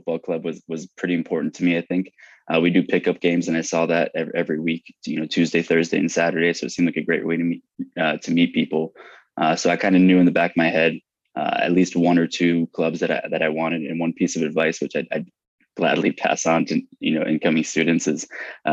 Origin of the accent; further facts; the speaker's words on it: United States; moved away as an adult; now in Fontainebleau, France; I'm American.